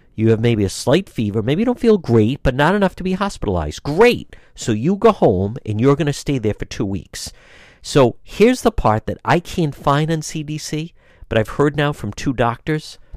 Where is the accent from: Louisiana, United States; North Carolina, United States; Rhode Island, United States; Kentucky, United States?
Rhode Island, United States; Cranston; Cranston, Rhode Island, my hometown